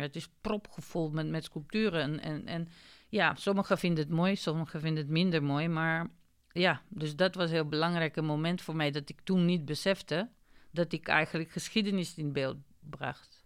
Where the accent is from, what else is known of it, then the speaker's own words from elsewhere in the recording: North Macedonia; Dutch is a second language; now in Netherlands; ik kom uit Macedonië en ik heb in Nederland gestudeerd